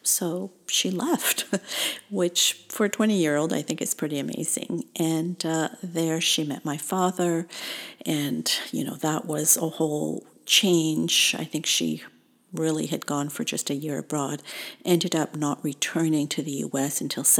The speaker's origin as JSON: {"language": "English", "country": "Tunisia", "tie": "born there", "said": "I was born in Tunisia in North Africa, small country sandwiched between Algeria and Libya."}